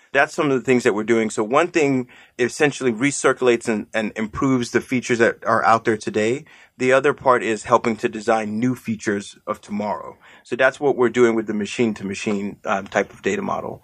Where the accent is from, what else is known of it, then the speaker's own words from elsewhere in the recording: Nigeria; moved away; I'm Nigerian, you know, by birth